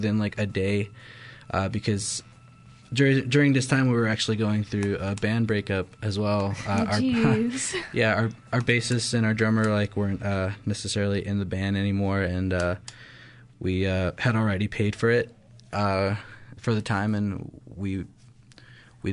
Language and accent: English; Thornton, Colorado, United States; We're from Thornton originally